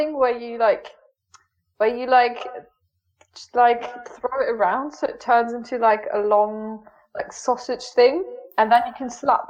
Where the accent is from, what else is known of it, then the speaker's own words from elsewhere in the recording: Hanover, Lower Saxony, Germany; first language German; English is a second language; I'm from Hanover. I'm 22 years old.